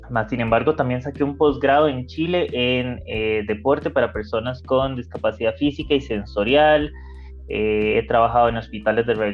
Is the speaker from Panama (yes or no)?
yes; Panama; born there; yo nací en Panamá